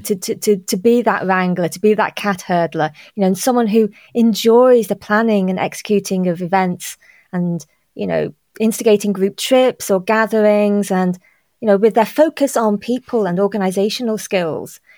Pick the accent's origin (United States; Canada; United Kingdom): United Kingdom; Liverpool, North West England; I was born in Liverpool and I, and not far from Anfield.